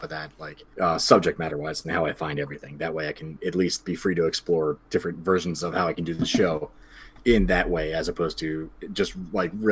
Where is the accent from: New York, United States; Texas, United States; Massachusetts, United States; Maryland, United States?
New York, United States; Yonkers; now in Beacon, United States; I grew up in Yonkers, which is just outside of New York City. So I've been here kind of my whole life.